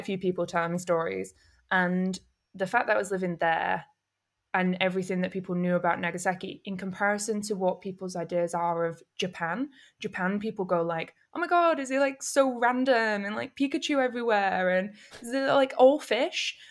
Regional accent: Manchester, North West England, United Kingdom; also born or lived in Camden, London; now in London, United Kingdom; I'm from North Manchester

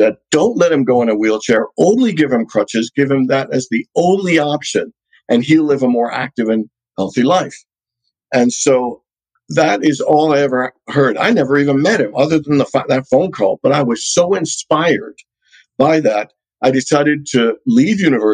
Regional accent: Hamilton, Ontario, Canada; also born or lived in Trinidad; now in Phoenix, United States; I was born in Trinidad in the Caribbean. I'm one of 10 kids, youngest boy, number 8 out of 10. And then when I was 6, my parents moved to Canada. My uncle went to Princeton, and then my other uncle went to Hamilton, Ontario, which is about 45 minutes away from Toronto. So we followed him, and so I grew up in Canada

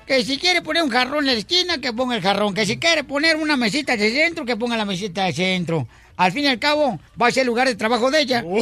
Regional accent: Mexico; now in United States; mi gente mexicana

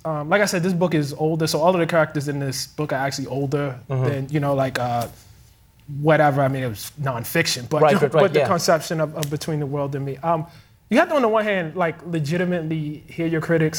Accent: Baltimore, Maryland, United States; I'm from Baltimore, Maryland.

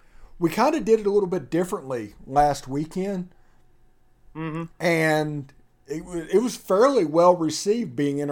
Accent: Mississippi, United States; That's the reason I moved down here. I don't deal with cold weather well at all. I can handle hot weather. I'm from South Mississippi.

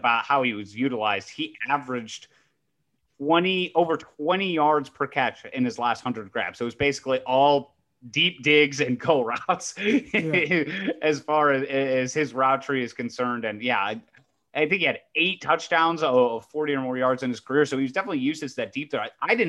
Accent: Ohio, United States; And I grew up in Ohio State country, of course, you know, being a Cleveland Browns fan as well.

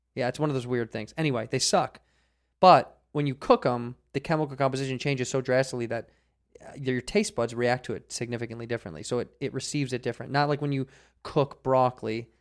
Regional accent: Chicago, Illinois, United States; now in Los Angeles, United States; I grew up in Chicago

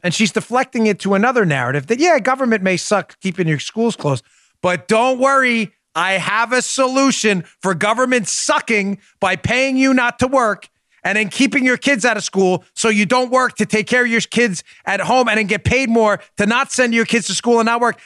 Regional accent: New York City, New York, United States; when I grew up in New York City

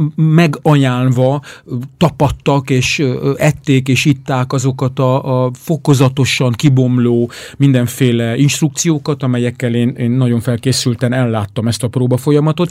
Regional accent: Hungary; magyarként ott vagyunk

